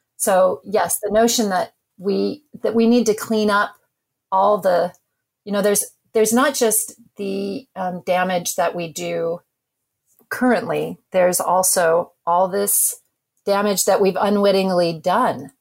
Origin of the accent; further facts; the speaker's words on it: Alaska, United States; I grew up in Alaska.